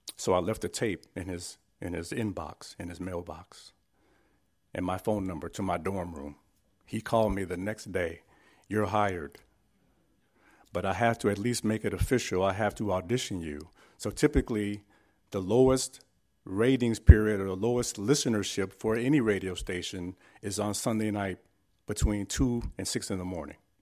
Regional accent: San Francisco, California, United States; I was born and raised in San Francisco, California

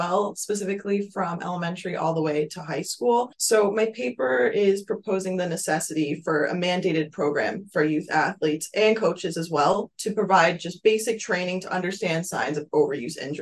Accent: Westchester County, New York, United States; moved away as an adult; now in Buffalo, United States; I'm originally from Westchester County

